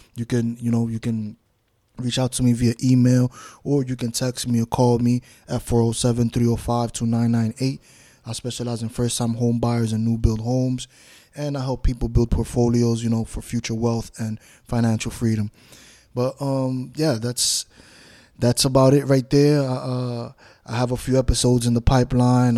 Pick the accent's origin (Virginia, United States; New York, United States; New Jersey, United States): New York, United States; New York City; now in Florida, United States; I grew up in New York City, Bronx, New York, Washington Heights, New York, half and half in both places.